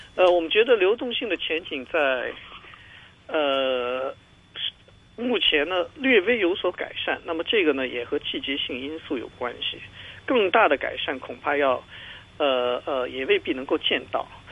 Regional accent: China; 我们中国人

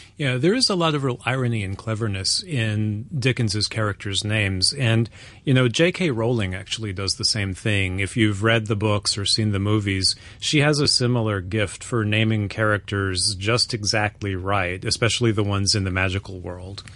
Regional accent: United States; I'm American

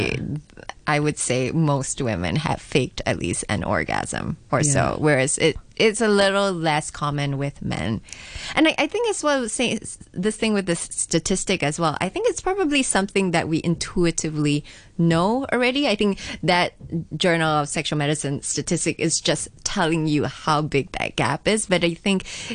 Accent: Singapore; I grew up in Singapore

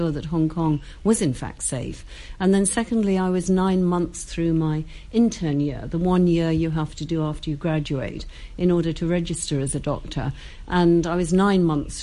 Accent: Saltburn-by-the-Sea, North East England, United Kingdom; I was born and brought up in Saltburn by the Sea

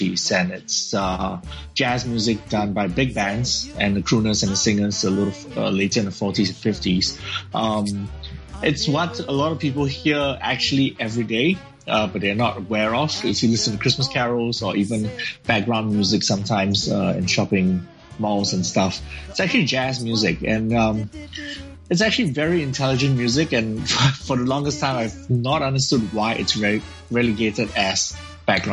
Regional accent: Singapore; I'm from Singapore

